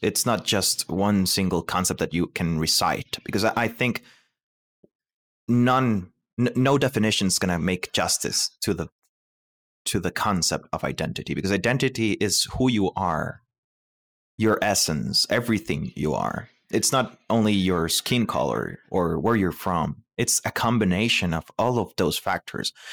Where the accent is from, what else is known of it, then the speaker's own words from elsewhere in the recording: Costa Rica; moved away; I am from Costa Rica.